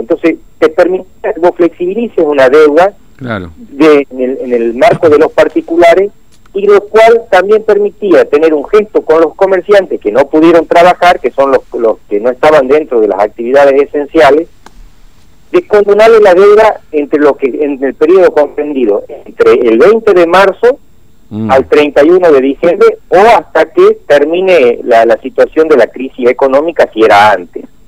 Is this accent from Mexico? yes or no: no; Argentina